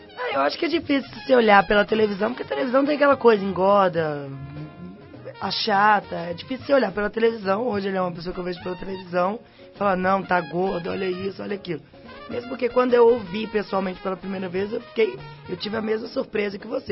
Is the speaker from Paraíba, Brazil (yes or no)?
no; Belo Horizonte, Minas Gerais, Brazil; moved away as an adult; now in São Paulo, Brazil; Eu saí de Belo Horizonte